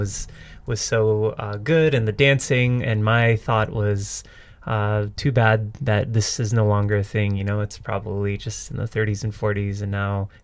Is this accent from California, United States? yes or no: yes; Southern California, United States; I'm from Southern California